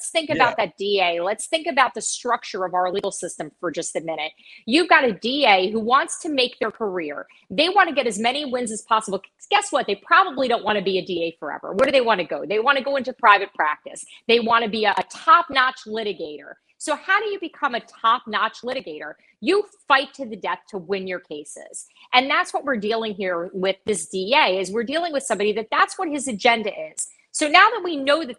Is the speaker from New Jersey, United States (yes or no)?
yes; New Jersey, United States; I grew up in New Jersey. I grew up, you know, in the tri-state area.